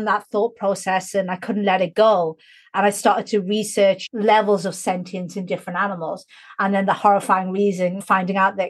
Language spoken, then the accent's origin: English; Newcastle upon Tyne, North East England, United Kingdom; where I grew up in Newcastle, when I was growing up, there was literally no other non-white family for about a 10-mile radius